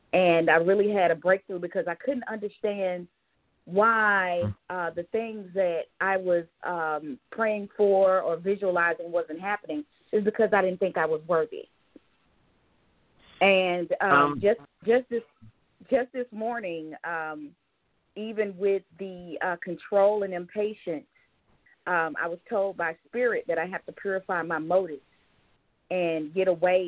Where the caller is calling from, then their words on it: Georgia, United States; I'm calling from Georgia.